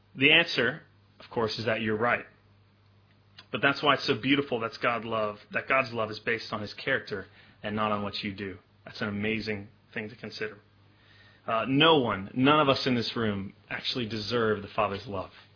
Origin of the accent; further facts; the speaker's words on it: Memphis, Tennessee, United States; moved away; I grew up in Memphis, Tennessee, which is kind of in, in the southern United States